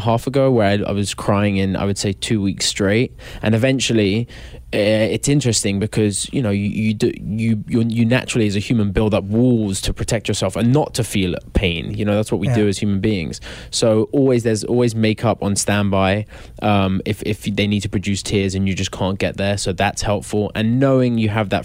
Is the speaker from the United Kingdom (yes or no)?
yes; England, United Kingdom; An English lax bro